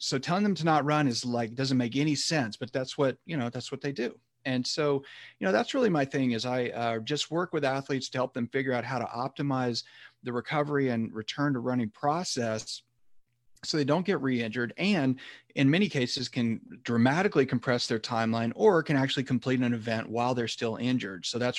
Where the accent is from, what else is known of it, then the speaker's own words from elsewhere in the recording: Chattanooga, Tennessee, United States; also born or lived in Texas; now in San Francisco, United States; originally I'm from Tennessee, Chattanooga, Tennessee specifically, then went to college in Texas and then came to San Francisco for medical school. I'm still here now.